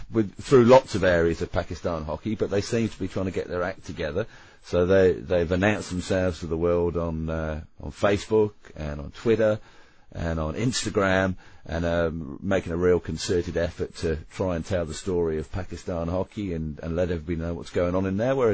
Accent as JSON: {"language": "English", "region": "Queensland", "country": "Australia"}